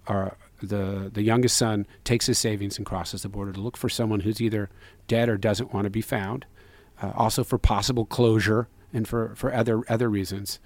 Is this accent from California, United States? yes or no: yes; San Francisco, California, United States; we were raised in and around Chinatown too. We being Zach